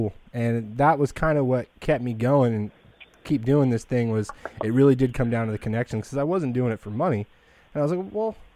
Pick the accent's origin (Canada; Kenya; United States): United States; Fresno, California; I'm from Fresno